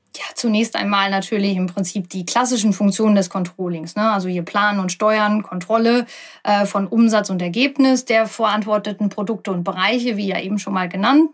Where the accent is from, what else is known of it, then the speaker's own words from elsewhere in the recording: OWL, North Rhine-Westphalia, Germany; ich bin 37 Jahre alt, komme aus dem schönen UWL